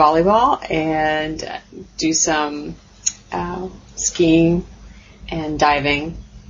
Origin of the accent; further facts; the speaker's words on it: Miami, Florida, United States; Born and raised in Miami, and it's very warm, very warm, lots of different people. It seems to be the port of Central and South America.